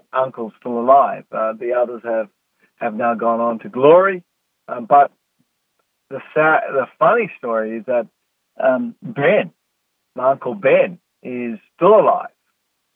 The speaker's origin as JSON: {"language": "English", "country": "South Africa", "tie": "born or raised there", "said": "growing up in South Africa"}